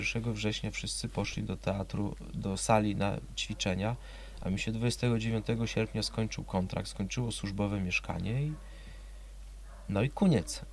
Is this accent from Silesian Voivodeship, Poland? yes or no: no; Gdańsk, Pomeranian Voivodeship, Poland; moved away as an adult; also born or lived in Poznań; urodziłem się w Gdańsku, półtora kilometra od morza